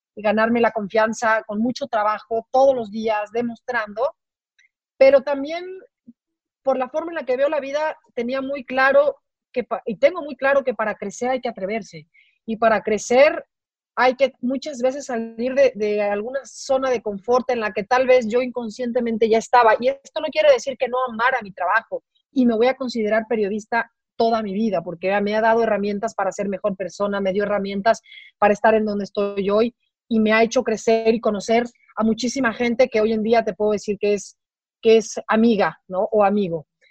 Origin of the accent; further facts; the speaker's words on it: Mexico City, Mexico; moved away as an adult; now in Guadalajara, Mexico; las personas que somos de la Ciudad de México y que hemos vivido ahí, bueno, por lo menos la mayor parte de nuestras vidas